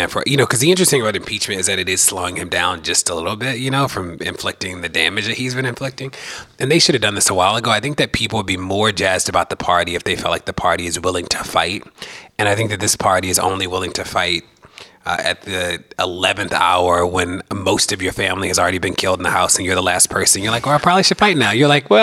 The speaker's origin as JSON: {"language": "English", "town": "Baltimore", "region": "Maryland", "country": "United States", "also_born_or_lived": "Minneapolis", "moved": "yes", "said": "I'm from Baltimore and I've lived in Minneapolis and a host of places"}